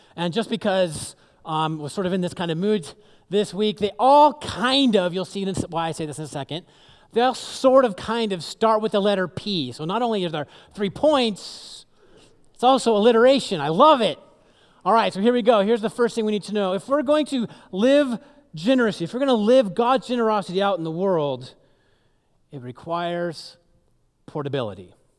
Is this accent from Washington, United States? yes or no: yes; Seattle, Washington, United States; moved away; I grew up in the Seattle area